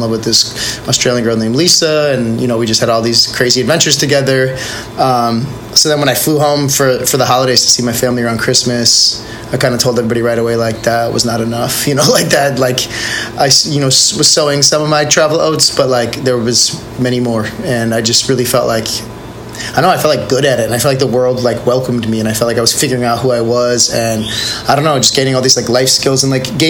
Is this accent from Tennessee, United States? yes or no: no; Milwaukee, Wisconsin, United States; moved away as an adult; also born or lived in Minneapolis, Minnesota; now in Puerto Escondido, Mexico; I was born in Minneapolis, but I don't remember it. We moved when I was really young, so I grew up in Milwaukee, Wisconsin